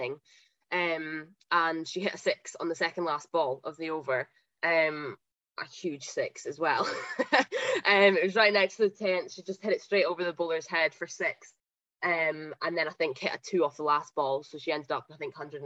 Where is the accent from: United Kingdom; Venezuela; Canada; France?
United Kingdom; Huntly, Scotland; I'm from Huntley, so I grew up and I played at Huntley Cricket Club